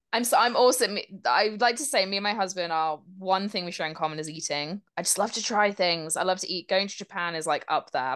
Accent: United Kingdom; As a British person

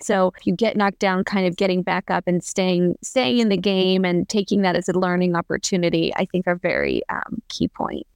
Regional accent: Pennsylvania, United States; moved away as an adult; now in Columbus, United States; I'm originally from Pennsylvania, and I moved to Columbus, Ohio after college

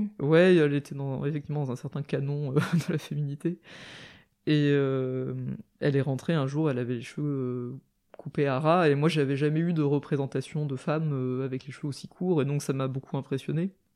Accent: a small town in the suburbs of Nancy, Lorraine, Grand Est, France; j'ai grandi dans une petite ville en banlieue de Nancy, en Lorraine

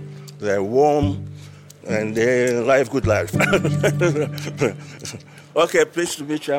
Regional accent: Ghana; moved away as an adult; now in Israel; Ghana, West Africa.

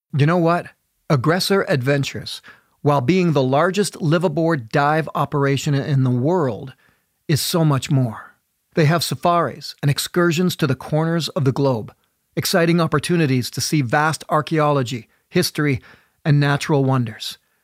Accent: Canada; I'm a Canadian

